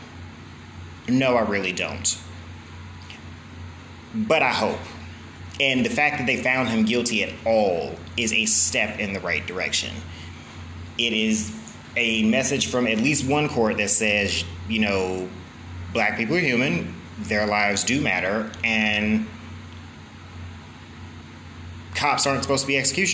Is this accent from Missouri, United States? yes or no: yes; St. Louis, Missouri, United States; I come from St. Louis, where our city is riddled with crime, apparently